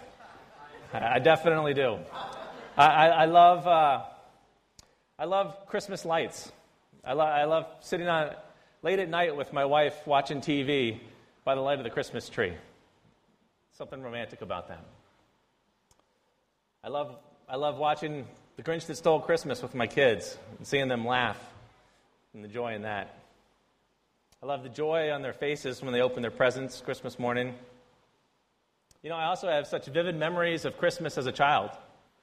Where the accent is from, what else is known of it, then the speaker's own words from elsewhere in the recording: United States; moved away; I grew up outside of Washington, D.C.